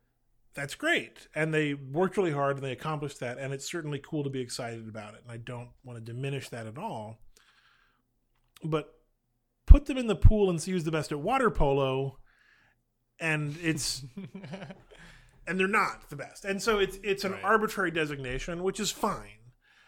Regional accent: Boston, Massachusetts, United States; The same way growing up in Boston, you couldn't not celebrate the Red Sox winning in 2004.

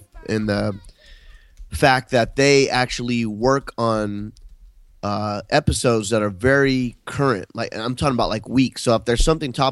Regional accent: Long Beach, California, United States; growing up in Long Beach in L.A.

